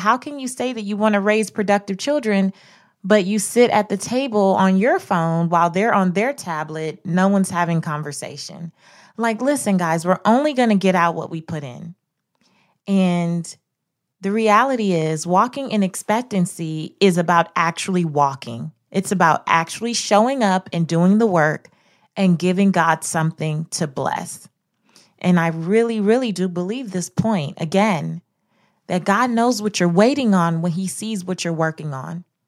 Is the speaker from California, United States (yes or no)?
yes; Los Angeles, California, United States; I grew up in South Central Los Angeles